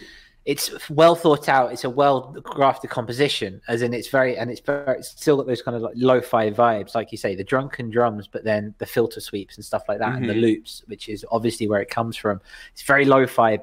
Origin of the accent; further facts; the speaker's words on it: England, United Kingdom; I'm English